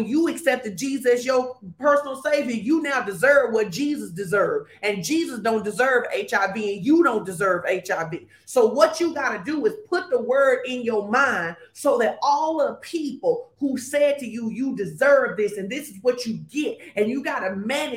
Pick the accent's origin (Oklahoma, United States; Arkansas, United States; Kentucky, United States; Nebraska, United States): Arkansas, United States; Fordyce; moved away; I grew up in Fordyce, Arkansas